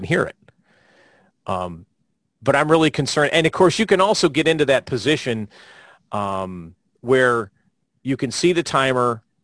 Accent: Florida, United States; my home state of Florida

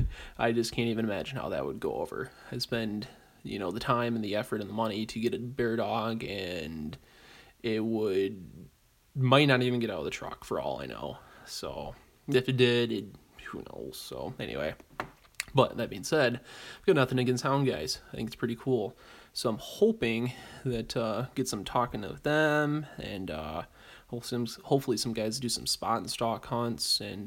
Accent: Great Lakes, United States; So, being as I'm from the Great Lakes, probably lean a little more towards that due to geographical reasons.

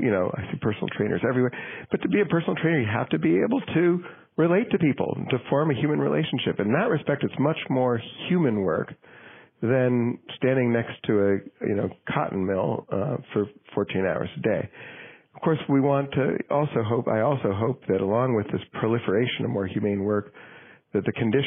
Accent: Manchester, New Hampshire, United States; my hometown of Manchester, New Hampshire

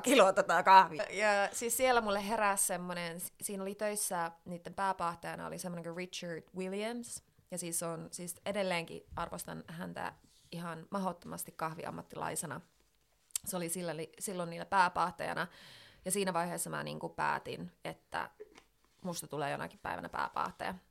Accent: Finland; now in London, United Kingdom; tulin tänne sitten Suomeen

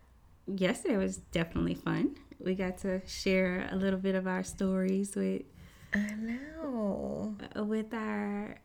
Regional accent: Baton Rouge, Louisiana, United States; because I'm from Baton Rouge.

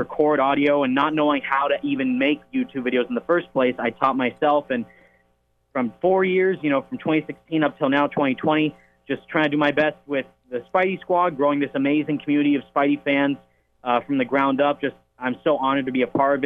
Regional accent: Pacifica, California, United States; I am from Pacifica, California, born and raised, been here my whole life

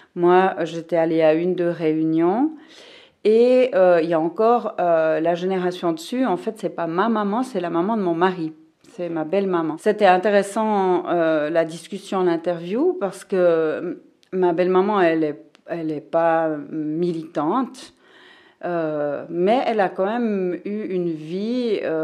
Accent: Fribourg, Switzerland; je suis née ici à Fribourg euh, en 1963

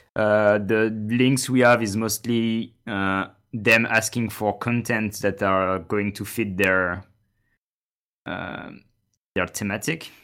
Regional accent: France; I'm from France

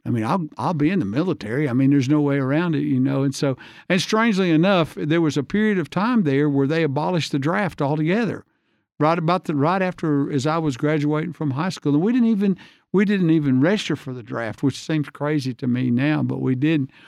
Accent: Hansville, Alabama, United States; I grew up in Hansville, Alabama

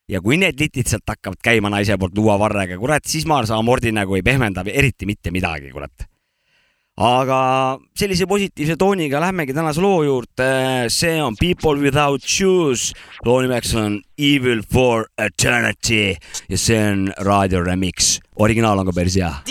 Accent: Kilingi-Nõmme, Pärnu County, Estonia; meie kodulinna Kilingi-Nõmme.

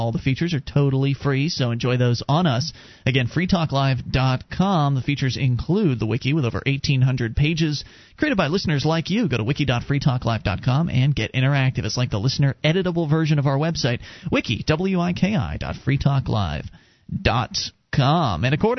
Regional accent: United States; born there; I'm glad I was born in America.

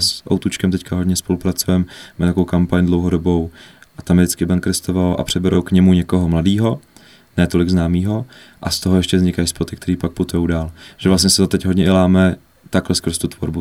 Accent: Ústí nad Labem, Ústí nad Labem Region, Czechia; Ústí nad Labem, odkud pocházím

